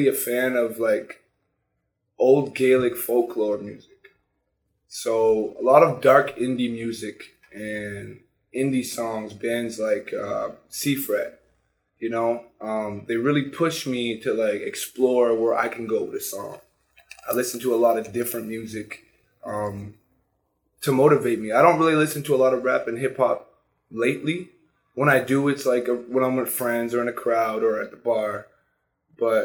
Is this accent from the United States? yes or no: no; Sudbury, Ontario, Canada; also born or lived in Toronto / Scarborough; I was born in Sudbury. I grew up in the Valley, playing hockey